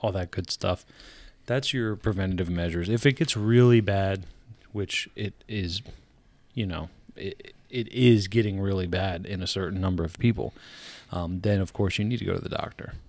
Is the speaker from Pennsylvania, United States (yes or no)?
yes; Pennsylvania, United States; we're from Pennsylvania. We do this podcast. We both live in Pennsylvania